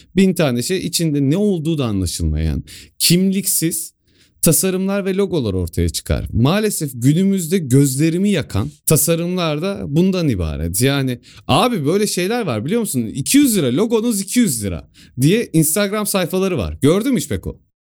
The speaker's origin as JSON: {"language": "Turkish", "region": "Sivas Province", "country": "Turkey", "said": "ben Sivaslıyım"}